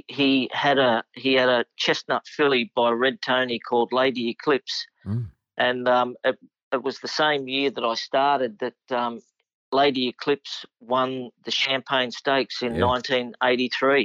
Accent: Ashfield, New South Wales, Australia; also born or lived in Singapore; now in Sydney, Australia; I was local to Canterbury Racecourse growing up in Ashfield

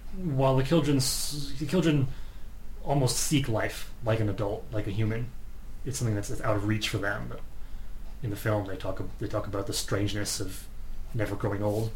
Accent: United States; I'm American

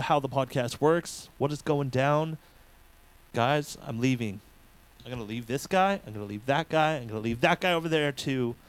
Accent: Ontario, Canada; now in Montreal, Canada; I'm actually from Ontario, so I'm kind of from that area. So in a way, I'm going back home

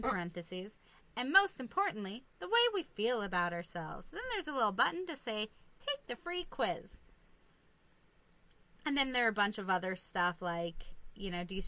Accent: Iowa, United States; also born or lived in Nebraska; now in Minnesota, United States; Iowa because that's where I'm mostly quote-unquote from

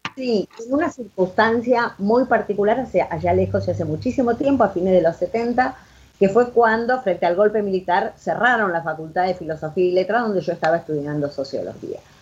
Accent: Argentina; moved away as an adult; also born or lived in Buenos Aires; yo no soy de Buenos Aires, por lo tanto mi familia me dijo, bueno, te tenés que volver a un pueblo de 500 habitantes

